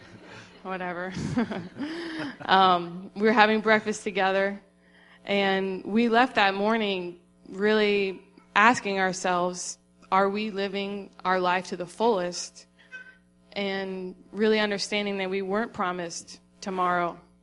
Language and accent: English; Florida, United States; moved away as an adult; also born or lived in Tennessee; I grew up in Florida